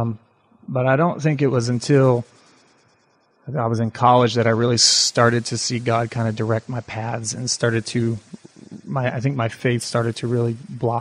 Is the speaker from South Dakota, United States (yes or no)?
no; Twin Falls, Idaho, United States; also born or lived in California; I was born in California. My dad was kind of a traveling, he was involved in a lot of computer stuff. So he's always traveling, and I think he was kind of wanting to settle down. So we finally moved to Twin Falls, kind of settled in Twin Falls